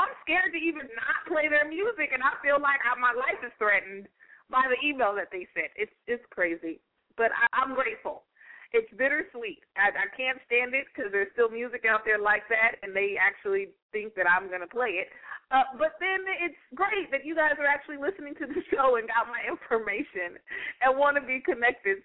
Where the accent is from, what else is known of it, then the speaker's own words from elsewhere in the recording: United States; my country, my home country, the U.S. of A.